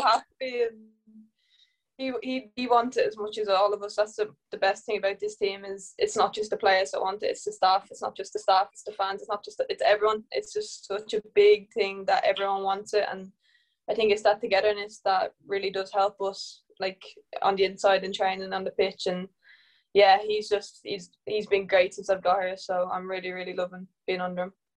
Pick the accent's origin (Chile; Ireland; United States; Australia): Ireland; I'm Irish